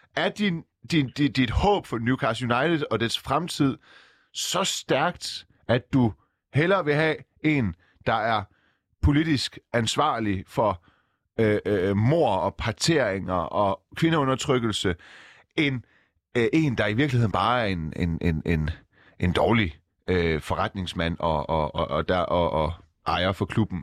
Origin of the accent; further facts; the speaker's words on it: Silkeborg, Central Denmark Region, Denmark; also born or lived in Iran; Jeg er oprindeligt fra Silkeborg.